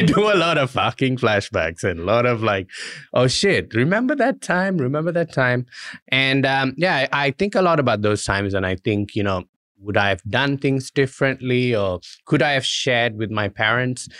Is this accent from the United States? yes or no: no; Malaysia; now in Australia; I'm Indian, I was born in Malaysia